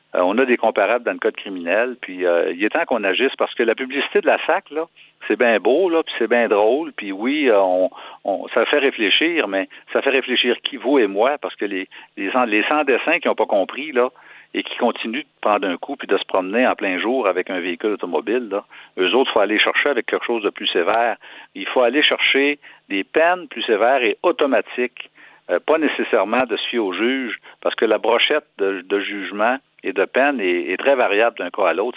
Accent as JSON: {"language": "French", "region": "Quebec", "country": "Canada", "said": "Je suis un Québécois"}